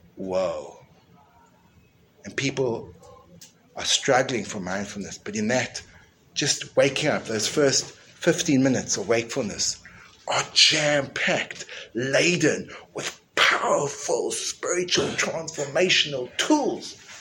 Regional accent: South Africa; When I grew up in school in South Africa, the way that misbehavior was punished was with a cane

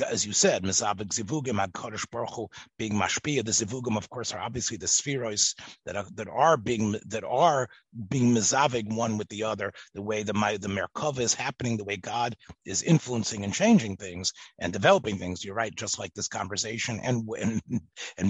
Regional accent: Memphis, Tennessee, United States; growing up in Memphis, Tennessee, and being in America, and being like Yiddish and English together

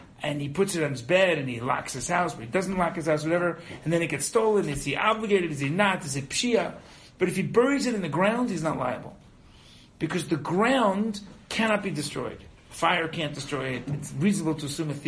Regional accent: United States; now in Israel; I was brought up in America

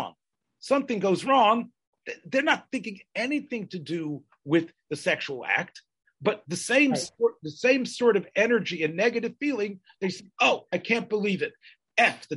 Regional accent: the South, United States; when I was growing up in the South

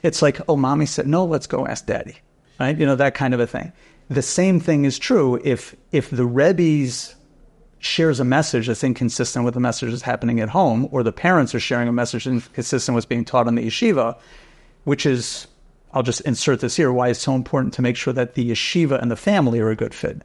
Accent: New York City, New York, United States; moved away as an adult; also born or lived in Rochester / Vancouver; I grew up right here in Keegan Hills

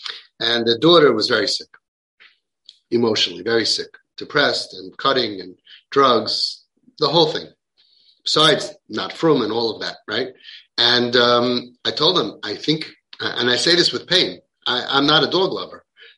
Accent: Williamsburg, New York, United States; I say the good thing about growing up in Williamsburg is that if you're not sure what you did that day, you could ask your neighbors.

